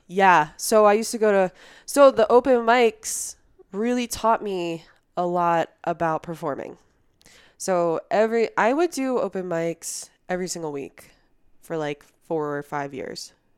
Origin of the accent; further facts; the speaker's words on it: New Jersey, United States; moved away as an adult; also born or lived in Philadelphia; now in Colorado, United States; I grew up in New Jersey, you know, down the street from you